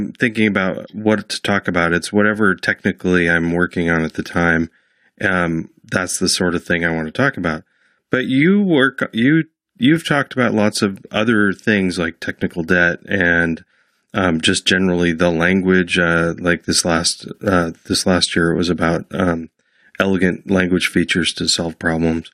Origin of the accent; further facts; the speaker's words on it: Portland, Oregon, United States; I'm a Northwest kind of kid, middle-aged man, but grew up here